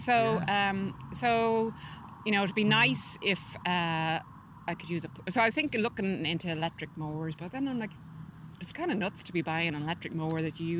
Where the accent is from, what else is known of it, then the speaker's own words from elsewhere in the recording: Dublin, Leinster, Ireland; moved away; also born or lived in California, United States; So I'm from Drumcondra, and mm-hmm. I'm back living there now after living in America for 25 years. I live in California.